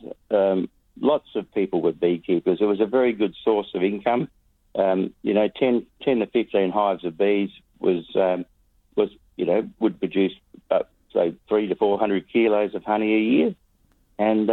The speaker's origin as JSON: {"language": "English", "region": "Western Australia", "country": "Australia", "said": "We're West Australian beekeeping."}